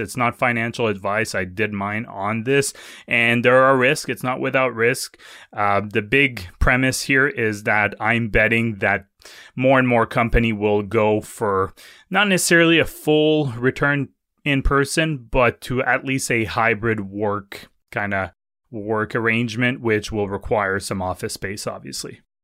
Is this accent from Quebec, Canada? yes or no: yes; Quebec City, Quebec, Canada; now in Ottawa, Canada; Hey, go, go my home province. I live in Ottawa now, but, uh, I was born in Quebec City, so it doesn't get more Quebec than